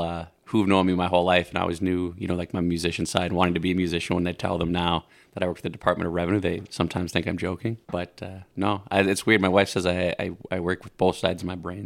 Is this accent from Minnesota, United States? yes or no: yes; St. Cloud, Minnesota, United States; moved away as an adult; now in Woodbury, United States; I'm from St. Cloud originally